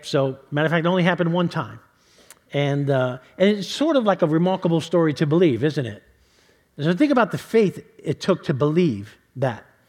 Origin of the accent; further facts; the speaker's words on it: New York City, New York, United States; moved away; I grew up in New York City